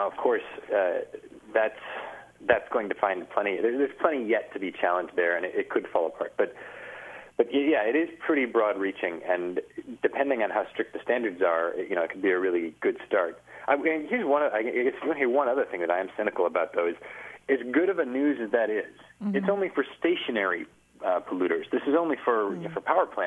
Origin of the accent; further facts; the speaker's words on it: Kalamazoo, Michigan, United States; growing up in Kalamazoo, Michigan for basically my whole life